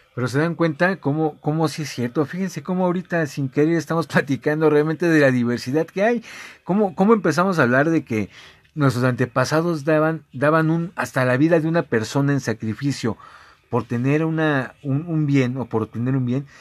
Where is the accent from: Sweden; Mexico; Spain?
Mexico; nos distingue como mexicanos